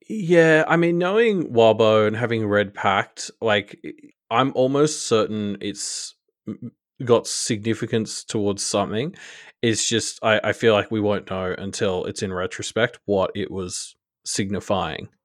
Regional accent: Australia; I'm I'm Australian

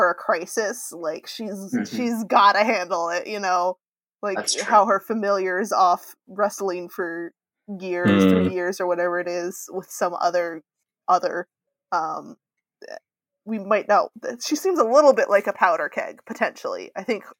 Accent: United States; as an American

